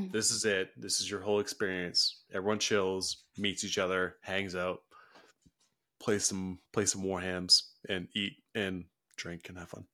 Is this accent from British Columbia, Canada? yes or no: yes; Houston, British Columbia, Canada; I grew up in Houston, B C